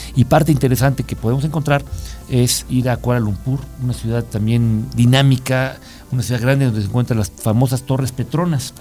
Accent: Mexico; como mexicano

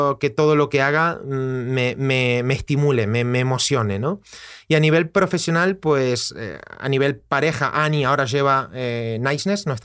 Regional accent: Costa Rica; moved away as an adult; now in Barcelona, Spain; Pues yo vengo de Costa Rica a Barcelona a hacer un máster, máster de desarrollo personal

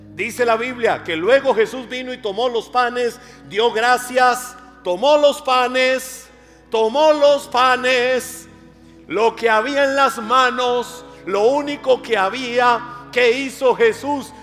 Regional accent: Costa Rica; Yo soy más tico que el gallo pinto

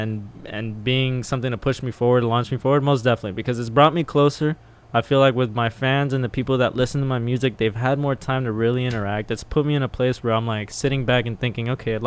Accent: Miami, Florida, United States; also born or lived in Texas; growing up in Miami

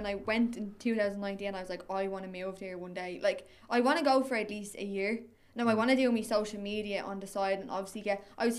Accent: Tallaght, Leinster, Ireland; I'm from Tala

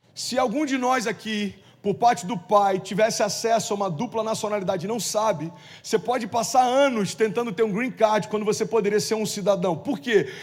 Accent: Cabo Frio, Rio de Janeiro, Brazil; moved away; em Cabo Frio, é minha cidade natal, morei lá 17 anos

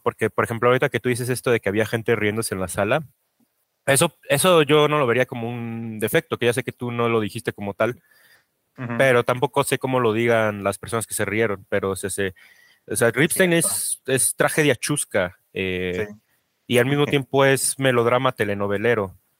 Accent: Mexico

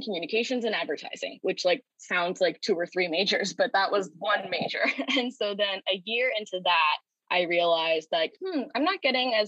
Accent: St. Louis, Missouri, United States; moved away as an adult; now in California, United States; I grew up in St. Louis, Missouri, and didn't want to go very far away.

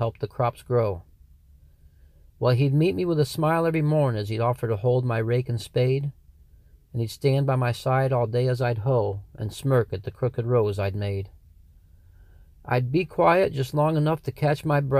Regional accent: Sidney Center, New York, United States; I'm from Sydney Center, New York

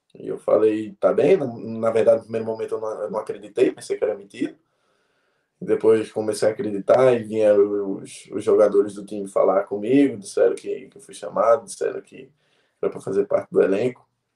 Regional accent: Caruaru, Pernambuco, Brazil; now in Portugal; Eu nasci em Caruaru, no interior

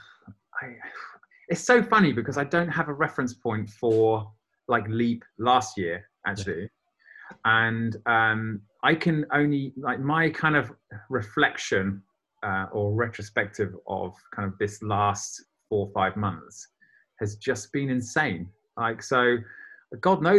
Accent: United Kingdom; now in Berlin, Germany; I'm a Brit

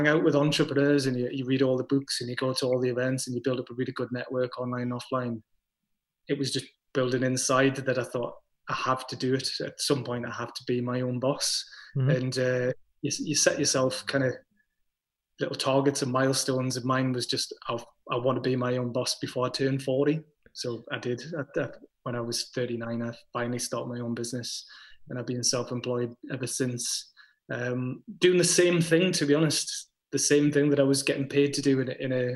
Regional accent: Crawcrook, North East England, United Kingdom; I grew up in a place called Crowcrook, which is way in the west of Gateshead

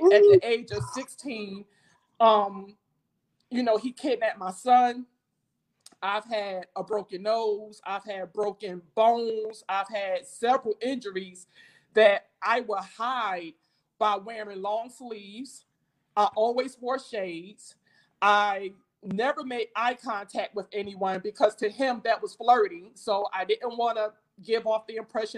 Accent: Jersey City, New Jersey, United States; moved away as an adult; also born or lived in Baltimore; now in DMV area, United States; I'm not from the DMV area. I was born and raised in Jersey City, New Jersey.

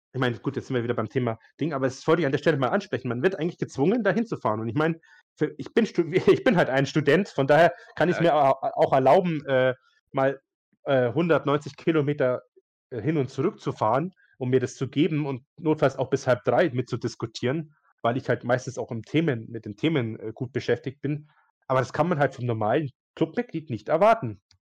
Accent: Bayreuth, Bavaria, Germany; ich komme ja aus Bayreuth

